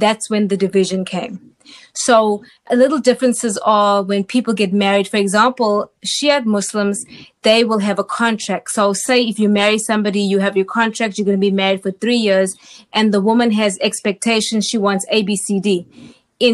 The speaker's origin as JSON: {"language": "English", "town": "Durban", "region": "KwaZulu-Natal", "country": "South Africa", "tie": "born or raised there", "moved": "as an adult", "lives_now": "United States", "said": "I was born in Durban, South Africa, which is the largest port in Southern Africa. I was there from, of course, birth till age 19 when I came to the United States"}